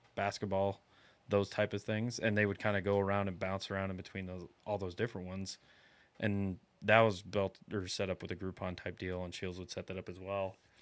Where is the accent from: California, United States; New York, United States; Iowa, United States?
Iowa, United States; now in South Texas, United States; I'm from Iowa, and in Iowa, we, you get a, two full months of archery season